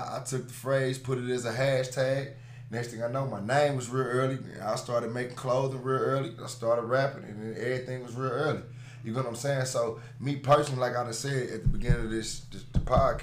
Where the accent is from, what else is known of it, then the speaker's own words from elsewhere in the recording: East St. Louis, Illinois, United States; also born or lived in Philadelphia, Pennsylvania; I lived in East St. Louis ever since I was 9